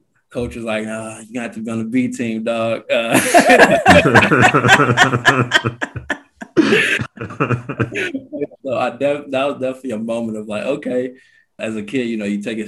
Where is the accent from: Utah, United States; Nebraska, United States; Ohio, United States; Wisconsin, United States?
Wisconsin, United States; Milwaukee; moved away as an adult; also born or lived in Lagos, Nigeria / Washington, D.C.; now in Texas, United States; I immigrated from Lagos to Wisconsin when I was 8 years old